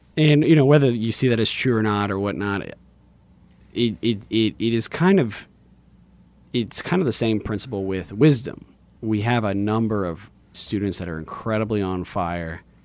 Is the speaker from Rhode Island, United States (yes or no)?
no; Lafayette, Louisiana, United States; I grew up in Lafayette, went to public school my whole life, Woodvale, Alamo, Lafayette High